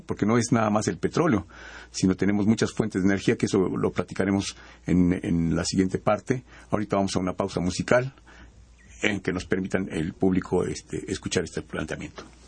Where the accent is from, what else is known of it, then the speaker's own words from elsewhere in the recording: Mexico; nosotros como mexicanos